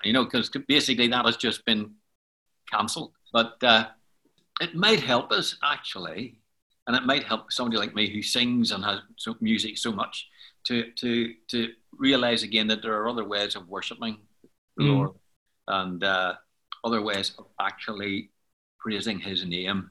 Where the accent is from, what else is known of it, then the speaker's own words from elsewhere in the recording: Belfast, Northern Ireland, United Kingdom; I was born in Belfast, and uh, in fact, I was born in Donegal Pass in Belfast, which is on the south side